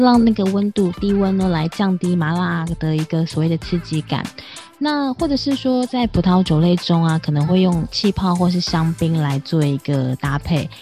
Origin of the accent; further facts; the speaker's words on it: Taiwan; 我是台湾，我是客家人